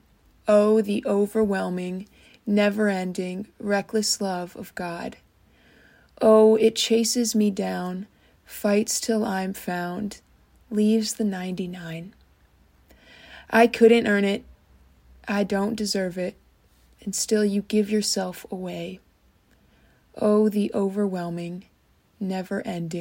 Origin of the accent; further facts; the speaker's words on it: Kettering, Ohio, United States; I'm from Kettering, Ohio, which is a suburb of Dayton.